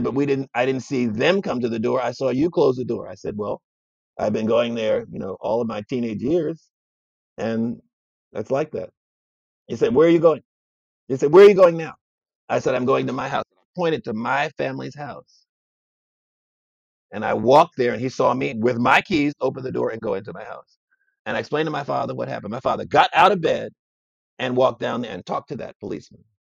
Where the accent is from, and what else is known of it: Chicago, Illinois, United States; born or raised there